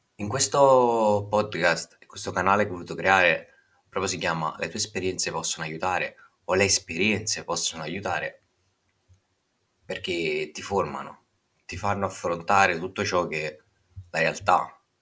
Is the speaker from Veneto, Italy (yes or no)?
no; Naples, Campania, Italy; ho ventinove anni e provengo da Napoli